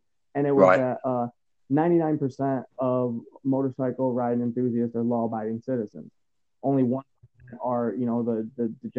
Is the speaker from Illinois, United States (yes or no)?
no; Michigan, United States; born or raised there